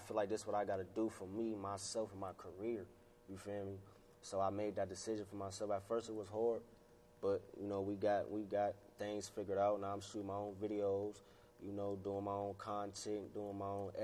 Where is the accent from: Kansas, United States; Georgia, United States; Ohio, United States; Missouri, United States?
Ohio, United States; Warren; also born or lived in Pennsylvania; I was born in Ohio, Warren, on the east side